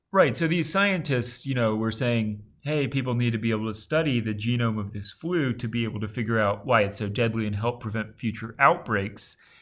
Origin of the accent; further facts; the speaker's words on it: Alabama, United States; Tom and I both grew up in the South.